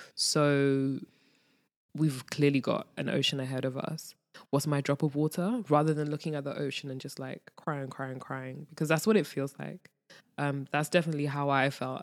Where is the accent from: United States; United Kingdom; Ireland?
United Kingdom; London; moved away as an adult; now in Ghana; being born and raised in London, I know what it's like to be in the hood